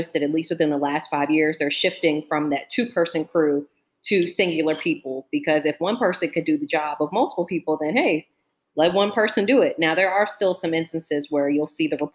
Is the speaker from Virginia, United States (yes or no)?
yes; Fredericksburg, Virginia, United States; moved away as an adult; also born or lived in Charlotte, North Carolina; I'm originally from Virginia, in a town, well, city called Fredericksburg